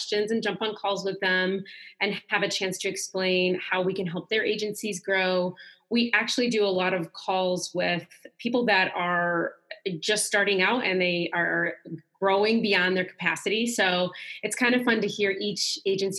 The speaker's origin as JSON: {"language": "English", "region": "Michigan", "country": "United States", "moved": "yes", "lives_now": "Atlanta, United States", "said": "I'm originally from Michigan, but I'm here now near Atlanta, Georgia. Been here for quite some time, 10 plus years"}